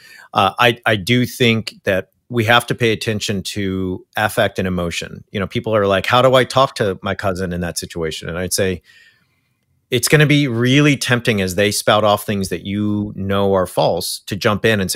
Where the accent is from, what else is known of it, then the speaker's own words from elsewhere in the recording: Orange County, California, United States; moved away; where I came from continues to be a hotbed for Christian nationalism